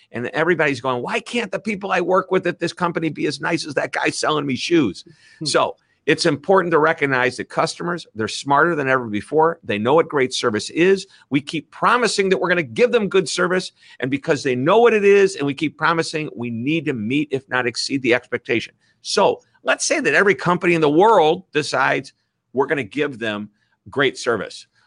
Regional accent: Midwest, United States; accent: Midwest; my Midwest accent

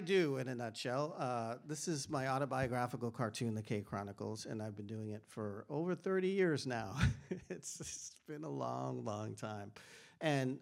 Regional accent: Boston, Massachusetts, United States; I grew up in Boston, Massachusetts in the 70s

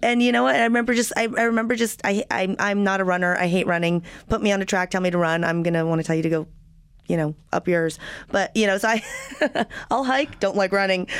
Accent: New Mexico, United States; now in Los Angeles, United States; I'm from New Mexico, but I've been in LA for a long time.

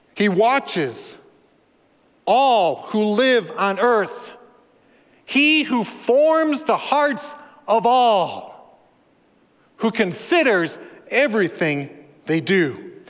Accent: Minnesota, United States; I'm from Minnesota, land of Scandinavians and Germans, Norwegians, pretty restrained people

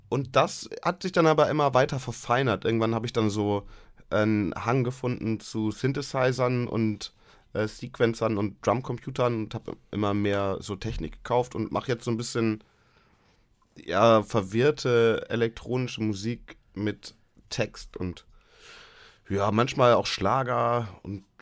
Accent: Leer, Lower Saxony, Germany; Aber als Lehraner ist es natürlich was anderes. Leer ist halt schön.

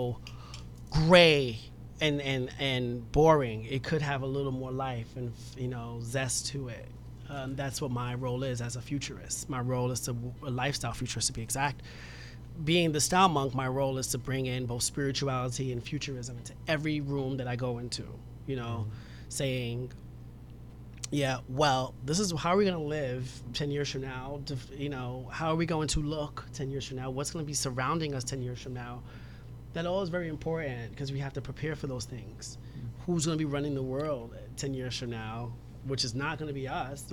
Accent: New York City, New York, United States; I'm from Soundview

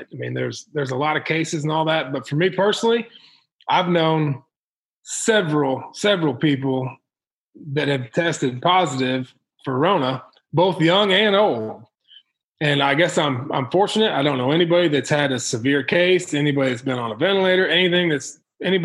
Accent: Illinois, United States; now in Missouri, United States; Where I grew up in Illinois

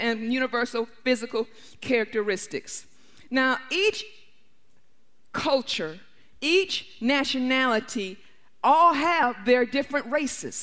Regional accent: Detroit, Michigan, United States; I grew up in Detroit, which was at that time 82% black

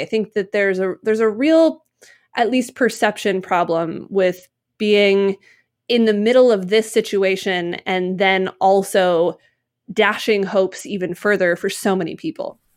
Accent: Utah, United States; growing up in Utah at that time

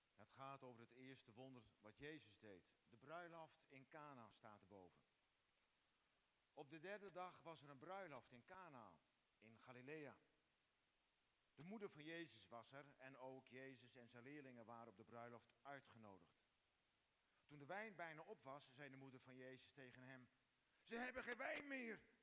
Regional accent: Frisians, Friesland, Netherlands; wij Friesen

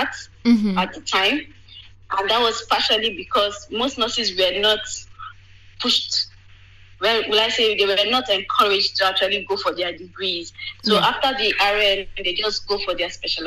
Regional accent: Nigeria; moved away as an adult; now in United Kingdom; before I moved away from Nigeria

